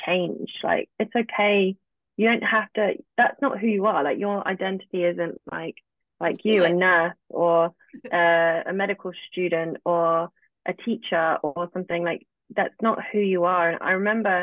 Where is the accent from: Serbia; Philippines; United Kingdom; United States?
United Kingdom; England; accent: British; I'm live in England. I'm British. I have a British accent.